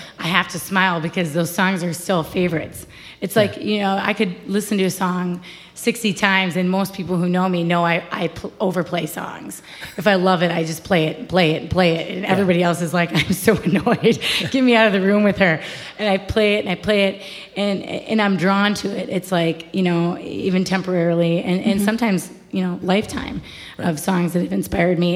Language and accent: English; Fond du Lac, Wisconsin, United States; moved away as an adult; also born or lived in La Crosse, Wisconsin / Los Angeles, California; now in Nashville, United States; my hometown, Fond du Lac.